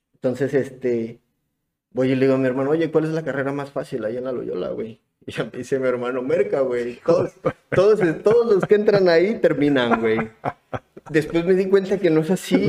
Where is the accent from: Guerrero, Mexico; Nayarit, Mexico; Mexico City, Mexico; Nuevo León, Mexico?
Guerrero, Mexico; Acapulco; moved away as an adult; also born or lived in Puebla; yo soy de Acapulco. Soy de Acapulco